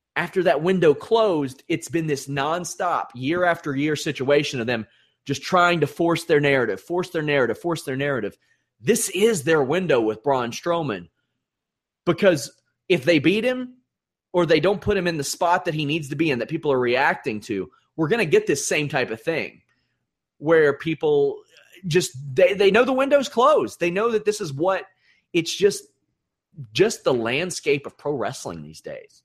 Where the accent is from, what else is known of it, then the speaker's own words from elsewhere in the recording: Kentucky, United States; I'm from Kentucky.